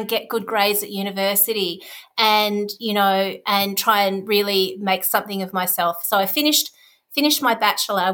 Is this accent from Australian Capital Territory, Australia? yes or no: no; Darwin, Northern Territory, Australia; moved away as an adult; also born or lived in Victoria, Australia; I grew up in Darwin, which is in the Northern Territory, right at the top of Australia, in the tropics